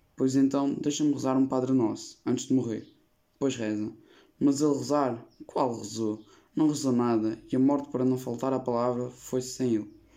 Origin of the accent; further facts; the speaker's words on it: Portugal; tenho 14 anos e sou português.